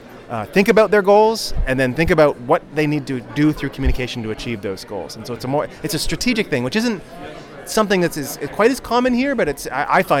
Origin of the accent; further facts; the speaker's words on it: Canada; I'm a Canadian